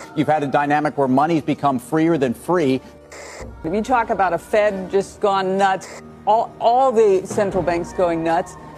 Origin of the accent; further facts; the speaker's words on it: Philadelphia, Pennsylvania, United States; moved away as an adult; also born or lived in Chicago / New York; now in Austin, United States; born and raised in Philadelphia